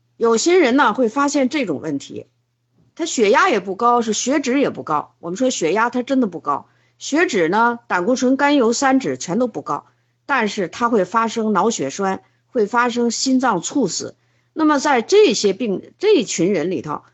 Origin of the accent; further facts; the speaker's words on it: China; 我们中国人